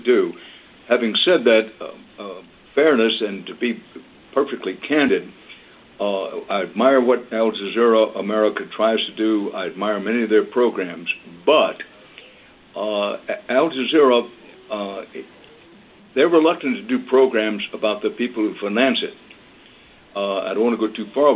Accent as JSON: {"language": "English", "region": "Texas", "country": "United States", "tie": "born or raised there", "said": "I'm a Texan by birth and by choice"}